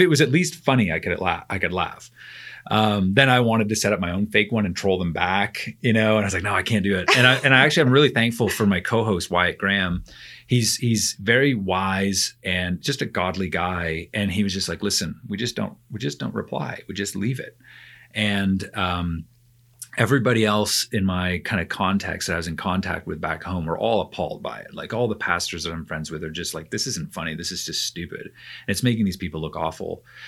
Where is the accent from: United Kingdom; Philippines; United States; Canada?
Canada; moved away; I'm a Canadian